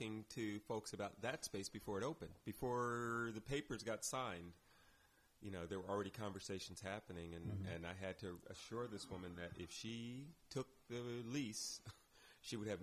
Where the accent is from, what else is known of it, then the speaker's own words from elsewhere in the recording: Claremont, California, United States; moved away; I grew up in Claremont, California, a college town